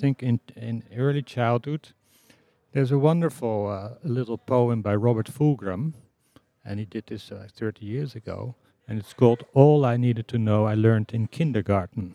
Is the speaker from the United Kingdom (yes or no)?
no; Amsterdam, North Holland, Netherlands; I come from the Netherlands. Was born in Amsterdam.